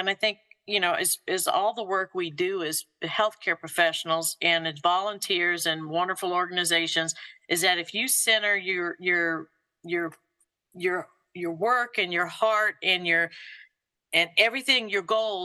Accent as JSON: {"language": "English", "region": "Louisiana", "country": "United States", "tie": "born or raised there", "also_born_or_lived": "Kentucky / Mississippi", "moved": "as an adult", "lives_now": "Georgia, United States", "said": "I was born in Louisiana, and then my father and his work, we traveled a little bit about the South, Kentucky, Mississippi, but landed right back in the same area that he grew up and my mother grew up"}